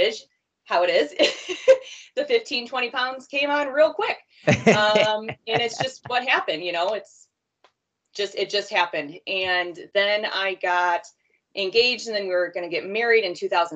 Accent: Sycamore, Illinois, United States; I'm from Sycamore, Illinois, Northern Illinois, like about an hour from Chicago

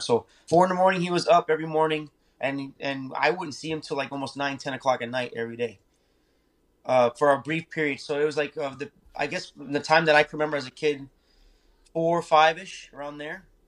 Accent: Naples, Florida, United States; also born or lived in Miami, Florida; I was born in Miami, so we moved here to Naples

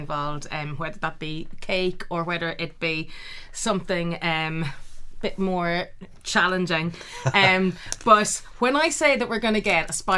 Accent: Ireland; now in United Kingdom

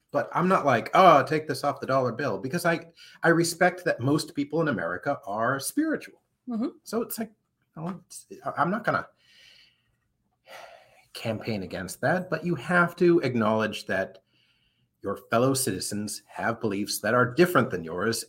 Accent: Anchorage, Alaska, United States; born there; almost 50 years ago, I was born in Anchorage, Alaska. My dad was in the Air Force, and my mom and dad were stationed at Elmendorf Air Force Base.

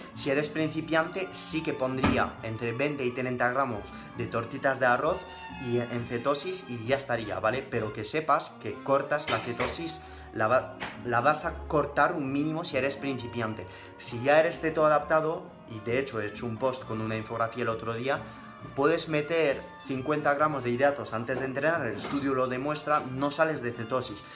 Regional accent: France; first language French; Spanish is a second language; moved away as an adult; now in Spain; mis padres son españoles, pero yo aprendí el francés, o sea, pasé 19 años viviendo en Francia

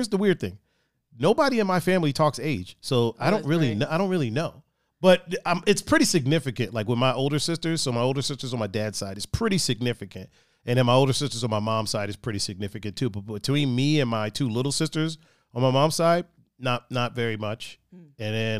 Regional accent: Chicago, Illinois, United States; I grew up with women. I grew up, you know, black, and I grew up in South American.

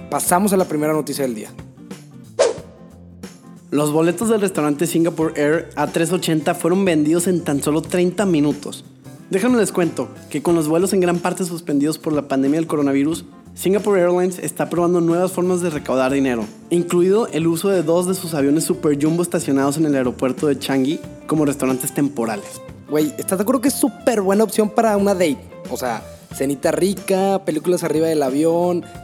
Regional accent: Monterrey, Nuevo León, Mexico; sí somos regios

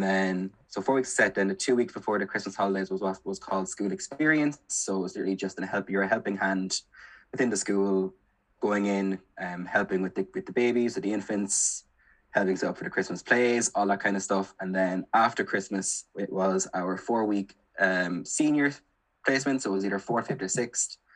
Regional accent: Kilkenny, Leinster, Ireland; moved away as an adult; now in Galway, Ireland; I'm originally from Kilkenny, but I did my undergrad here in Galway

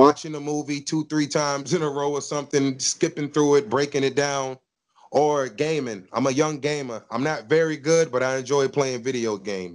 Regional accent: Virginia, United States; also born or lived in Norfolk, Virginia; been born here. Born here, lived here

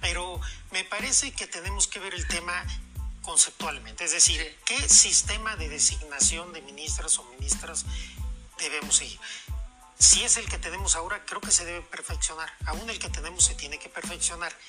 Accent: Mexico; como mexicanas y como mexicanos

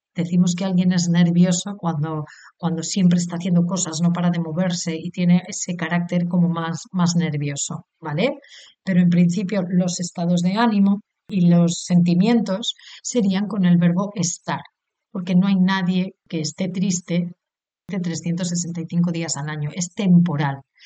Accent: Spain; soy española, he nacido en España

